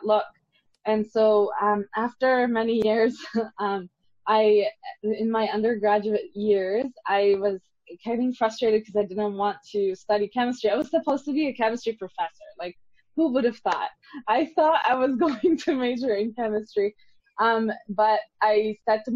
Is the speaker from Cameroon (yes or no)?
no; Lebanon; I'm from Lebanon